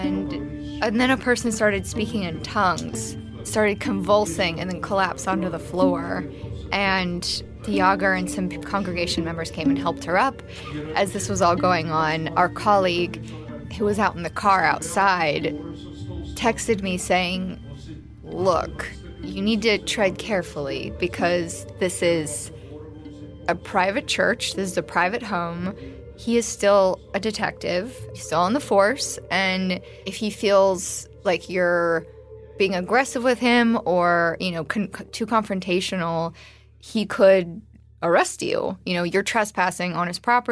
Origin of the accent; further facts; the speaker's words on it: United States; I was from the States